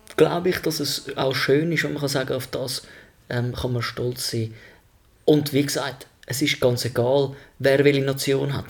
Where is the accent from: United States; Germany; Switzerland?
Switzerland; bin ich Schweizer